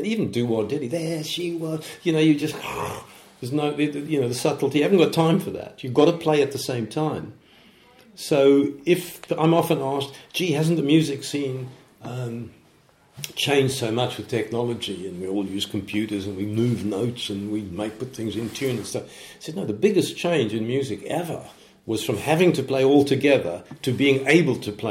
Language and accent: English; South Africa; moved away as an adult; now in United Kingdom; I'm coming from South Africa